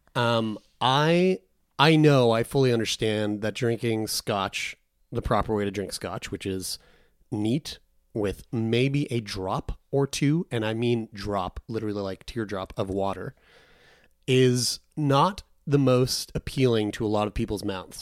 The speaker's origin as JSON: {"language": "English", "region": "Newfoundland and Labrador", "country": "Canada", "said": "I am a Newfoundlander. you can fully call me Newfie"}